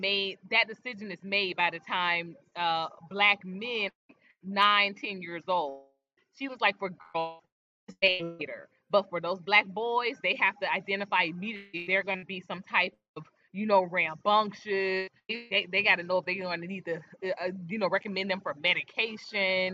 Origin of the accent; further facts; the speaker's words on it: Philadelphia, Pennsylvania, United States; I'm from Philly